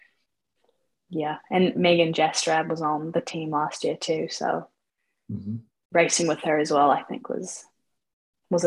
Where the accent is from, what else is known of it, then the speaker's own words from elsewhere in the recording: Auckland, New Zealand; I am 23 from Auckland, New Zealand